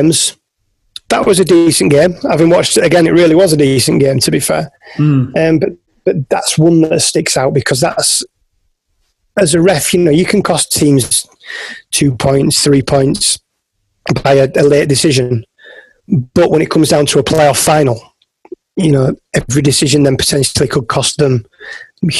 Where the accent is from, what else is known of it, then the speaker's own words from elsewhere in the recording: Yorkshire and the Humber, United Kingdom; I'm from West Yorkshire in the north of England